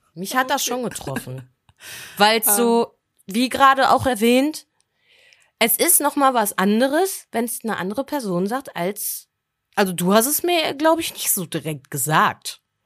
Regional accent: Germany; bei uns in Deutschland

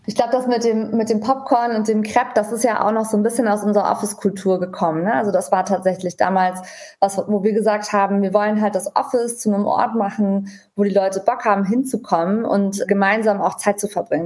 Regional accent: Germany; für uns als Deutsche

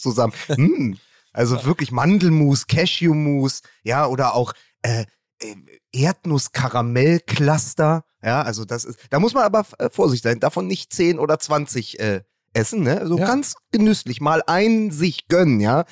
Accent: Berlin, Germany

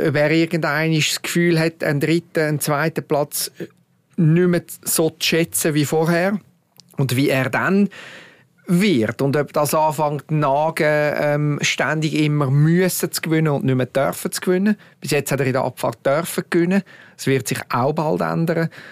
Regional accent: Switzerland; als Schweizer

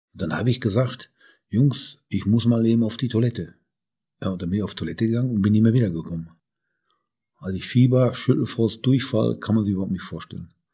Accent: Bochum, North Rhine-Westphalia, Germany; ich komme aus Bochum

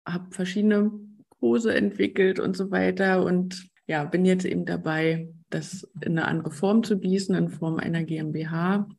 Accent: Brandenburg an der Havel, Brandenburg, Germany; Ich bin aus Brandenburg an der Havel, das ist in der Nähe von Berlin.

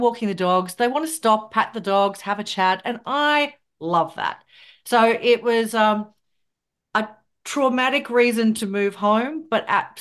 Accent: Kingaroy, Queensland, Australia; moved away as an adult; also born or lived in Brisbane / Melbourne; now in Gold Coast, Australia; I am a Queenslander. So I was born in Queensland, but I grew up in country Queensland in a town called Kingaroy

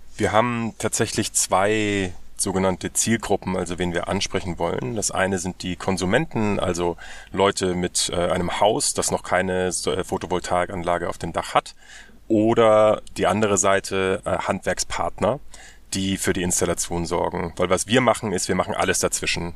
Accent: Germany; Wir müssen als, als Deutsche

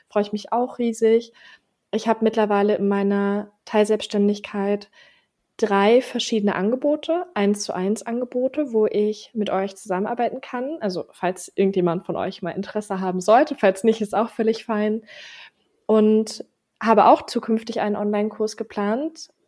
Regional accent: Berlin, Germany; Wir kommen beide aus Berlin.

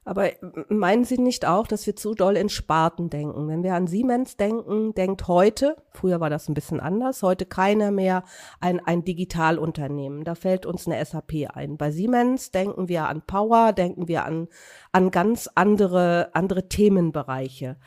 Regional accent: Lower Saxony, Germany; wir kommen beide aus Niedersachsen

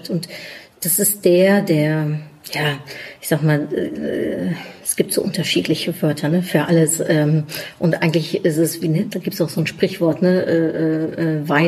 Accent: Germany; also born or lived in Netherlands; ich bin Niederländerin in Deutschland aufgewachsen. Ich habe mein Leben lang in einem deutsch-niederländischen Kontext gearbeitet. Ich bin 26 Mal umgezogen, wovon die meisten Male zwischen Deutschland und den Niederlanden.

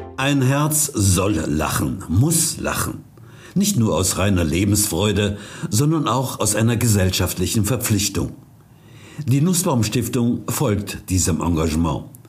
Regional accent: Ruhr area, North Rhine-Westphalia, Germany; bei uns im Ruhrpott

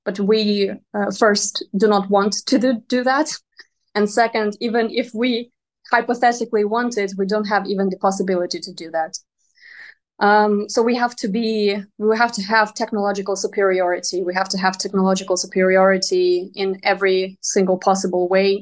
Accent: Donetsk Oblast, Ukraine; moved away; I myself come from Donetsk region

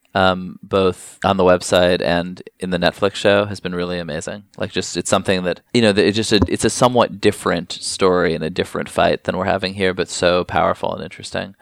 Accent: New York, United States; I grew up here in New York

